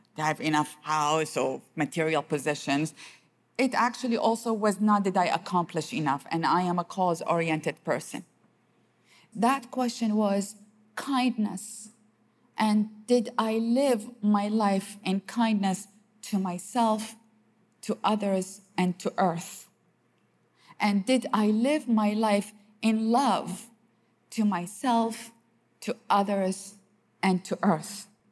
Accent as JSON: {"language": "English", "country": "Iraq", "tie": "born or raised there", "said": "I grew up in the city all my life, and despite the fact that I am from Iraq"}